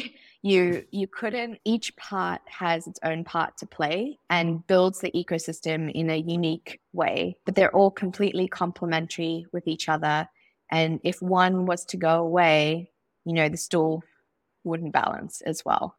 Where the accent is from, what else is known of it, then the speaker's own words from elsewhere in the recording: Zimbabwe; growing up in Zimbabwe